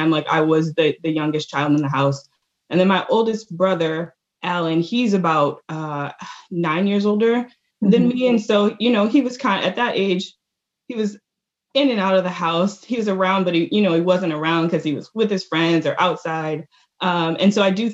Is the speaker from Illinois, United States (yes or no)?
no; Washington, District of Columbia, United States; I was born in Washington, D.C.